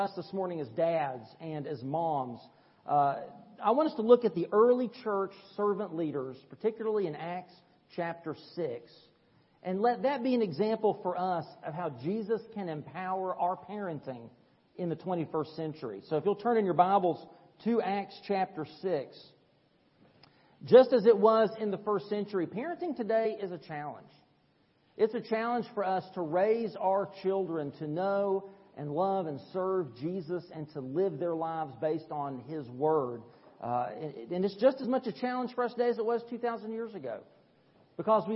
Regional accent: East Tennessee, United States; I'm from East Tennessee. We say turbines

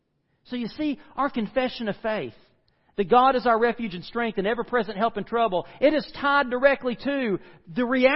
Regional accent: United States; I grew up in the Smoky Mountains

